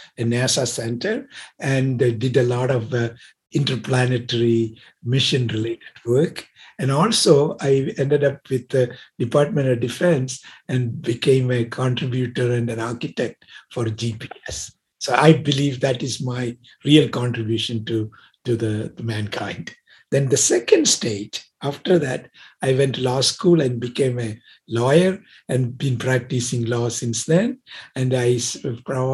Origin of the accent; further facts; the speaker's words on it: India; moved away as an adult; also born or lived in Pasadena, California; now in United States; I come from originally from India, and I came actually in 1967.